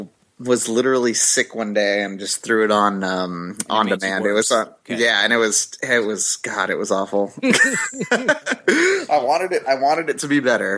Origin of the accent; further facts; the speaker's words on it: Kauai, Hawaii, United States; I grew up on Kauai